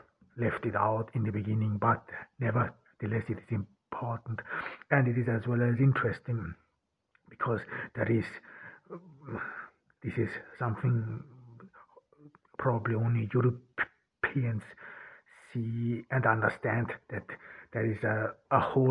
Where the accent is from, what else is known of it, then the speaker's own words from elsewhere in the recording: Ordu, Turkey; I'm here in Turkey, in Ordu, in my hometown.